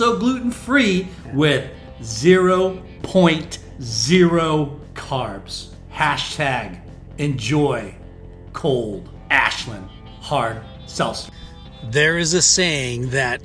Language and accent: English; Philippines; now in Costa Mesa, United States; I was born in the Philippines